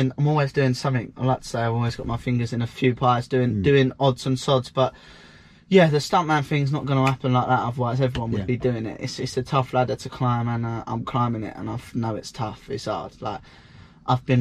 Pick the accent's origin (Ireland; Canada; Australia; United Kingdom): United Kingdom; England; moved away as an adult; now in United States; I'm not American. Yeah, I'm English.